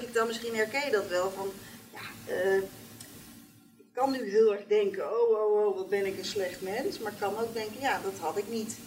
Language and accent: Dutch; Nunspeet, Gelderland, Netherlands; born or raised there